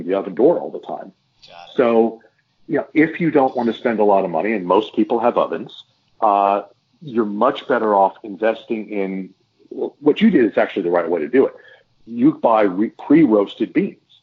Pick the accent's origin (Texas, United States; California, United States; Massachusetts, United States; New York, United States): Texas, United States; we're from Texas